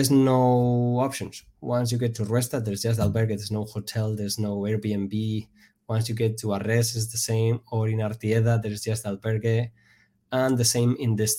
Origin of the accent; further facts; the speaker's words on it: Pamplona, Navarre, Spain; So I'm from Navarra. I'm from Pamplona.